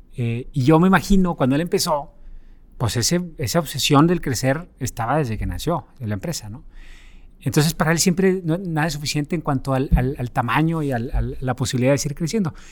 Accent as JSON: {"language": "Spanish", "town": "Monterrey", "region": "Nuevo León", "country": "Mexico", "tie": "born or raised there", "moved": "as an adult", "said": "crecí y nací aquí en Monterrey."}